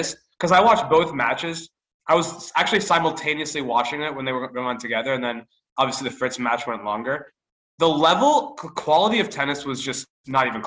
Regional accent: United States; as American tennis fans

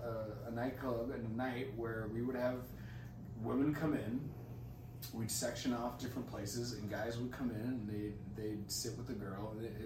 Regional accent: United States; Makes. I am American.

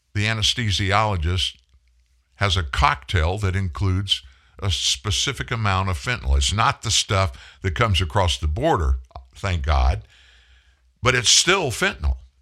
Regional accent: Lafayette, Louisiana, United States; Lafayette, Louisiana, my hometown

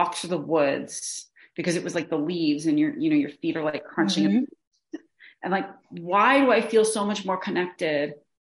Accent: New Jersey, United States; I'm from New Jersey

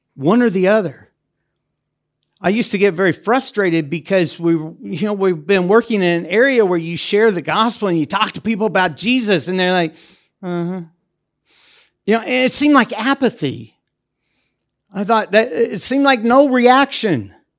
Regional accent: United States; moved away as an adult; also born or lived in Europe; now in Debrecen, Hungary; as an American that has worked in Europe for over twenty years

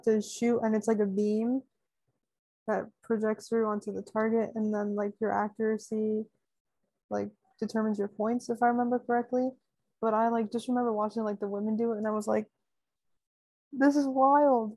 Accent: United States; I don't like living in America or being American

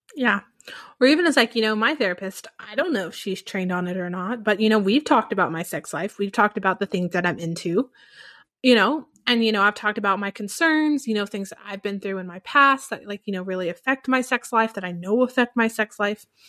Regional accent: the Bible Belt, United States; moved away; growing up in the Bible Belt

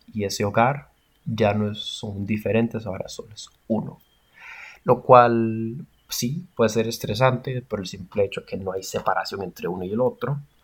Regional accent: Costa Rica; como costarricenses

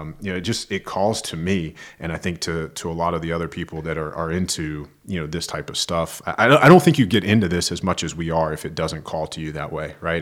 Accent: Roanoke, Virginia, United States; I'm a fellow Virginian, so, um, I'm from the western part of the state.

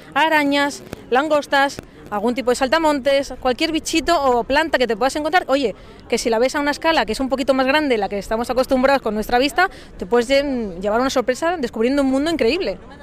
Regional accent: Cáceres, Extremadura, Spain; estamos en la provincia de Cáceres, yo soy de Cáceres

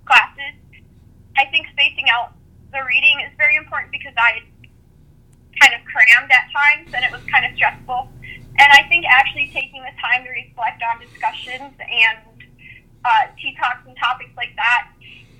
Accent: Valley, Minnesota, United States; I'm from Valley, Minnesota

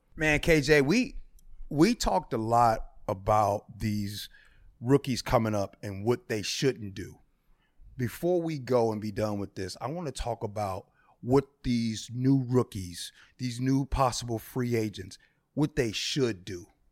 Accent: Midwest, United States; now in Seattle, United States; I'm from the Midwest

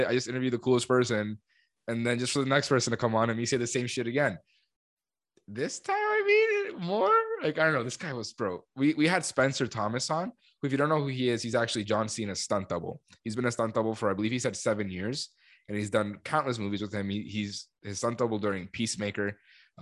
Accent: Cali, Valle del Cauca, Colombia; moved away; I'm from Cali

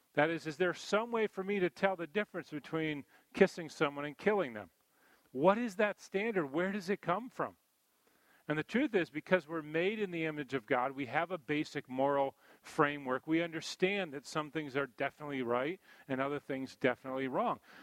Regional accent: East Coast, United States; growing up on the East Coast here

